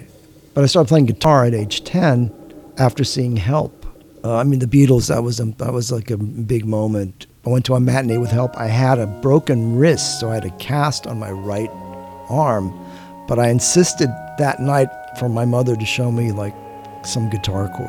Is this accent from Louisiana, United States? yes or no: no; Los Angeles, California, United States; I was born in Los Angeles, California. I was lucky enough to grow up in a house with a lot of music